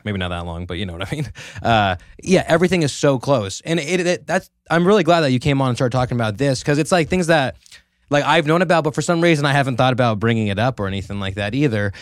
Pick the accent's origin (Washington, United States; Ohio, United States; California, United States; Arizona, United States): California, United States; Merced; also born or lived in Turlock; I was born and raised in Merced